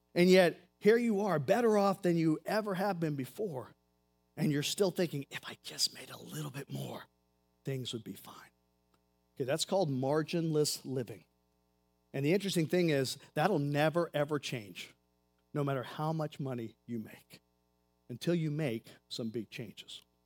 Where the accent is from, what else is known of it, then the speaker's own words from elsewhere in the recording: United States; I'm an American.